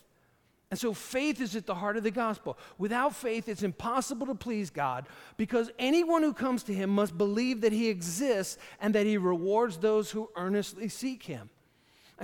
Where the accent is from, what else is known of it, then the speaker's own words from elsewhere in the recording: Hopewell Junction, New York, United States; I grew up in Hopewell Junction, right off of Lake Walton Road